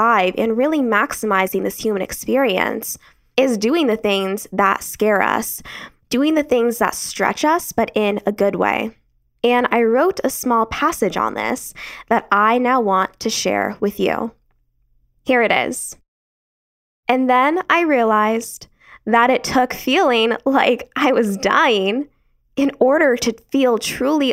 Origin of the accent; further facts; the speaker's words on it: Arizona, United States; I was born and raised in Arizona